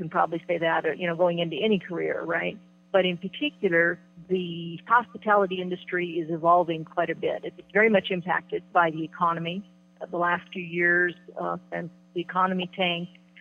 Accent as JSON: {"language": "English", "region": "Midwest", "country": "United States", "moved": "yes", "said": "I came from the Midwest originally"}